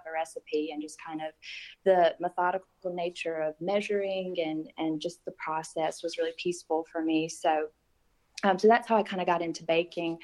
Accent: Sandersville, Georgia, United States; I grew up in Sandersville my whole life

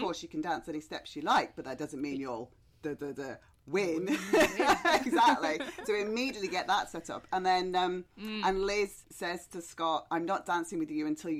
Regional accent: United Kingdom; I watch it as a British person

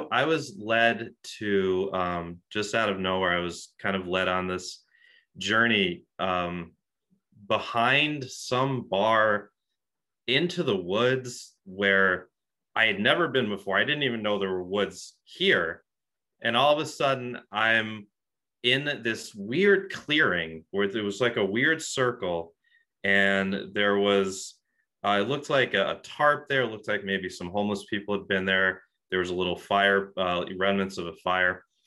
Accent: Rochester, New York, United States; also born or lived in Buffalo, New York; I'm from Rochester, New York

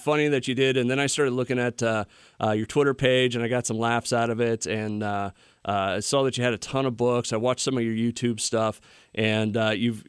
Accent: Iowa, United States; I grew up in Iowa

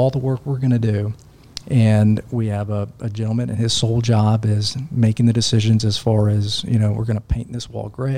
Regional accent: Nashville, Tennessee, United States; I'm from Nashville.

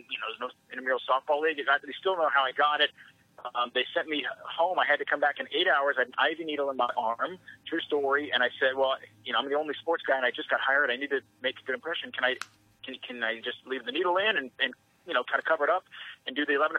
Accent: Seattle, Washington, United States; moved away as an adult; also born or lived in Houston; it's my hometown.

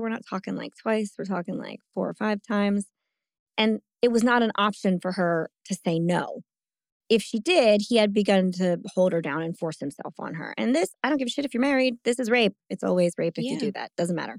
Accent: New Jersey, United States; I'm from New Jersey.

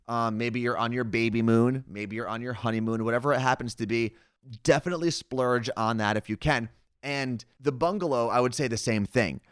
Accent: United States; moved away; we came from the New York, New Jersey area

